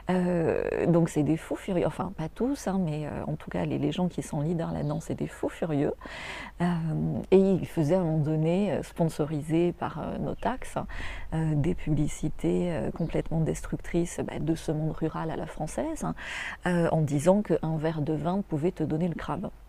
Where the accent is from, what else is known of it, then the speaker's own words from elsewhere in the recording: France; Donc le vin, euh, quand on est français, quand on est francophone, d'abord c'est des racines.